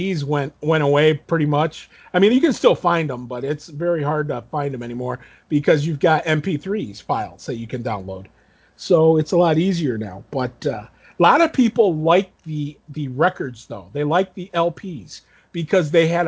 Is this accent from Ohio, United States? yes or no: yes; Toledo, Ohio, United States; we grew up in Toledo